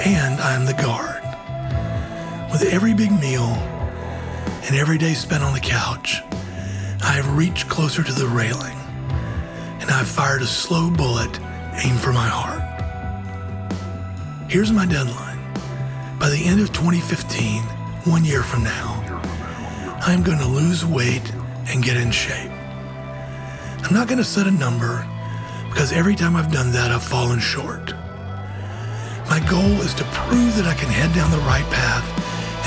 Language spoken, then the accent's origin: English; Georgia, United States; my home state of Georgia